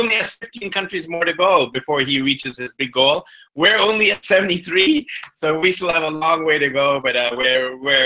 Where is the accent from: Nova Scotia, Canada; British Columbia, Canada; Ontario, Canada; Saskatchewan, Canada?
British Columbia, Canada; Vancouver; My parents are from the south, from Karnataka and Bangalore, and they actually immigrated to Canada. And then I was born there